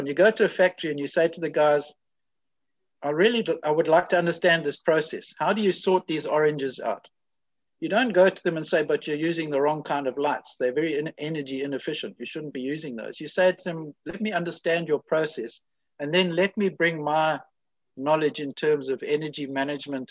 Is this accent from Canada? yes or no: no; South Africa; me coming from South Africa